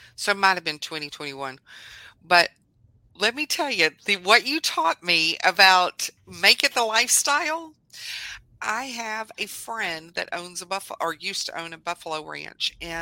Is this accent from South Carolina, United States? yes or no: no; Southlake, Texas, United States; now in Mansfield, United States; that's where I was born and raised